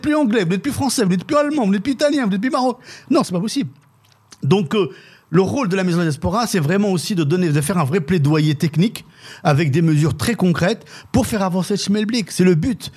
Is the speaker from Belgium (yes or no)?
no; Dreux, Centre-Val de Loire, France; ma ville d'origine qui est Dreux. En France